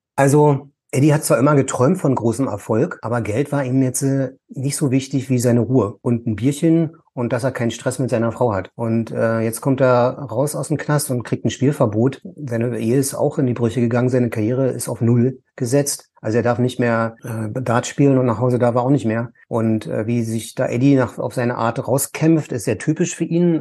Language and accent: German; Berlin, Germany; ich komme jetzt aus Ost-Berlin